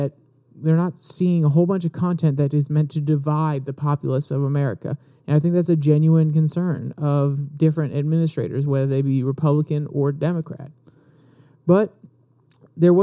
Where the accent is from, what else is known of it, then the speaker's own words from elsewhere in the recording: United States; as American citizens